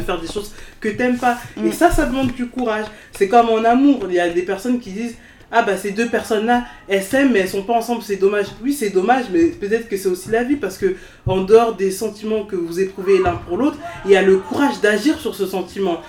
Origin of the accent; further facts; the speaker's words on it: France; Je suis née en France, je suis hein française, je suis ah, française de sol, certes, mais j'ai grandi en France aussi